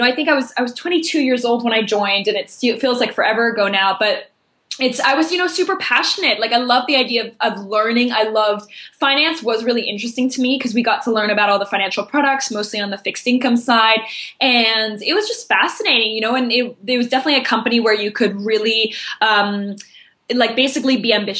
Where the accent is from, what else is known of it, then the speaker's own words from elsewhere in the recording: Tokyo, Japan; born there; I was born in Tokyo and I never lived in either of those countries, in France and Belgium.